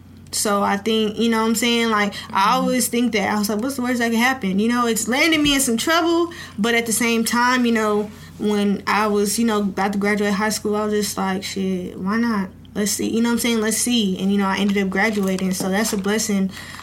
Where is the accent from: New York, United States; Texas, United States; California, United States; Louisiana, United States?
Texas, United States; Dallas; I'm from Dallas.